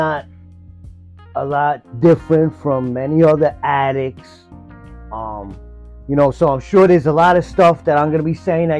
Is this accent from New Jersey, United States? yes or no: yes; New Jersey, United States; also born or lived in Hoboken, New Jersey / Bergen County, New Jersey / Hudson County, New Jersey; I lived in Jersey, all over Jersey. I was born in Hoboken, then I lived with my grandmother. We lived all over Bergen County, I think Hudson County.